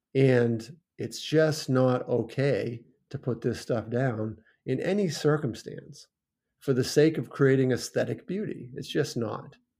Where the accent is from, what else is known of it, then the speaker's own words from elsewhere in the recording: Maine, United States; also born or lived in Falmouth, Maine; I grew up in Maine on the farm.